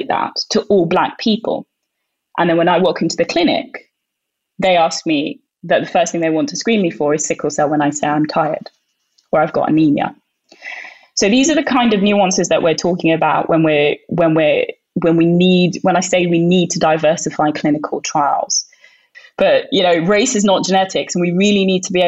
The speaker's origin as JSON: {"language": "English", "country": "Sudan", "moved": "yes", "lives_now": "United Kingdom", "said": "I'm Northeast African. I'm from Sudan"}